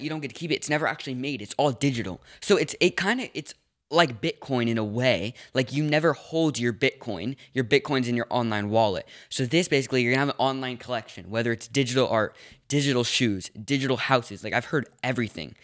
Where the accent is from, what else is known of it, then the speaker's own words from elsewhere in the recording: Los Angeles, California, United States; also born or lived in New York; I grew up in Los Angeles, then I moved to New York for a little bit, then I moved back to L A, and then back up to Northern California.